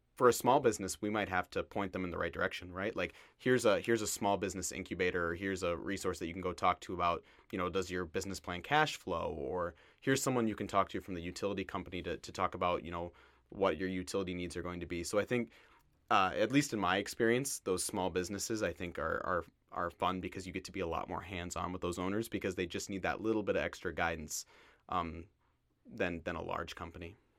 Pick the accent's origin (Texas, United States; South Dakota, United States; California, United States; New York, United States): South Dakota, United States; Mitchell; I'm originally from Mitchell, South Dakota, home of the world's only corn palace